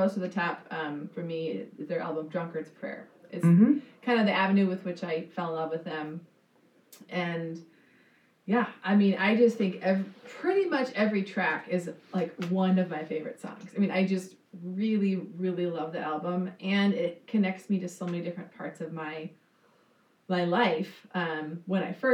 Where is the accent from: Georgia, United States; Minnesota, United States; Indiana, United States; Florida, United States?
Minnesota, United States; southern; moved away as an adult; also born or lived in New England; I grew up in southern Minnesota.